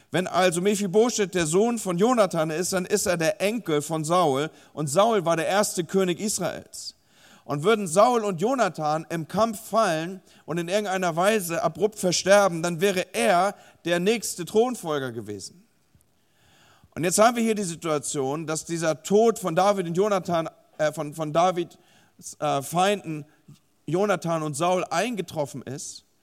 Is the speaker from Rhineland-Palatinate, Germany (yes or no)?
no; Hamburg, Germany; now in Bremen, Germany; ich selber wohne zwar in Bremen, beziehungsweise lebe in Bremen und arbeite in Bremen, aber ich komme ursprünglich aus Hamburg